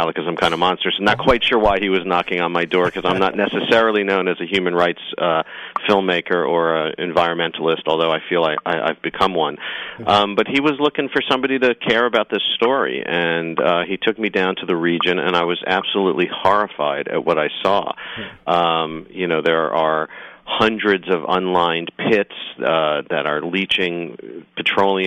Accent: New York, United States; I'm a New Yorker

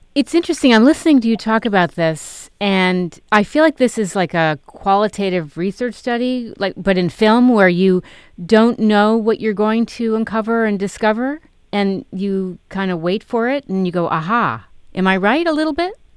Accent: New York City, New York, United States; I grew up in New York

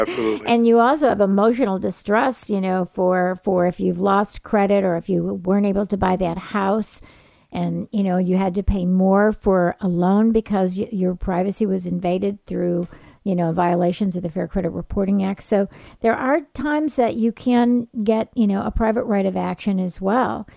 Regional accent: California, United States; I'm from California

